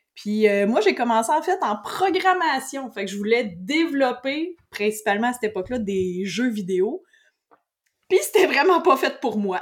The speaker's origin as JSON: {"language": "French", "town": "Saint-Hyacinthe", "region": "Quebec", "country": "Canada", "tie": "born or raised there", "also_born_or_lived": "Beloeil / Mont-Saint-Hilaire area", "said": "je suis originaire de Saint-Hyacinthe, puis j'ai encore Saint-Hyacinthe tatoué sur le cœur."}